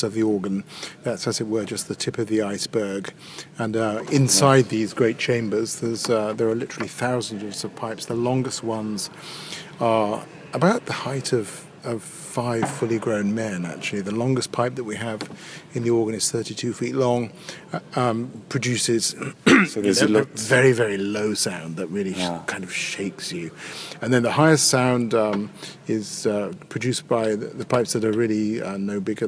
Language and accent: English; Birmingham, West Midlands, United Kingdom; moved away as an adult; also born or lived in Cambridge / Paris / Hereford / Truro; I was born in Birmingham, grew up in Birmingham